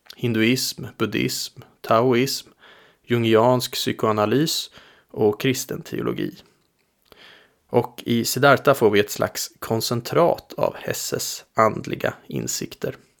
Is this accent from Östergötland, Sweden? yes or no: yes; Linköping, Östergötland, Sweden; Linköping där jag växte upp